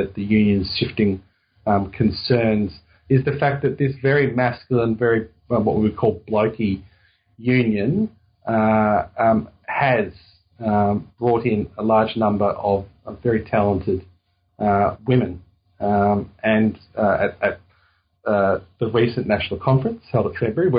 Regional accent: Melbourne, Victoria, Australia; where I grew up in Melbourne

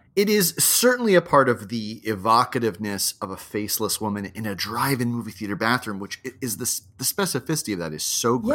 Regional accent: Hawaii, United States; my childhood growing up in Hawaii

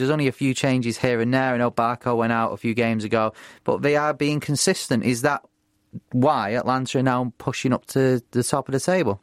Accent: Bury, North West England, United Kingdom; Bury, my hometown team

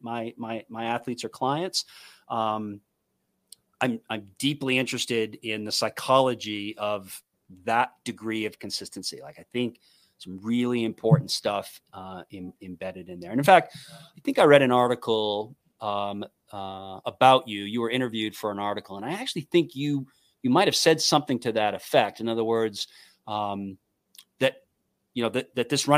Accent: New Hampshire, United States; I'm from New Hampshire. I live in New Hampshire.

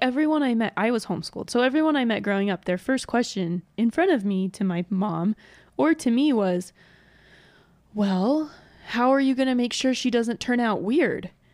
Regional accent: Georgia, United States; moved away; I grew up in Georgia

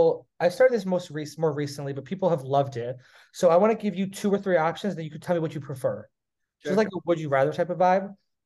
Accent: United States; now in Charleston, United States; I grew up an hour outside New York City.

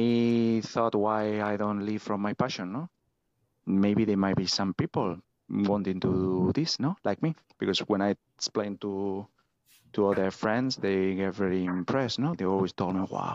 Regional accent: Spain; we have many secluded beaches, like touristy beaches, you know, like in the rest of Spain

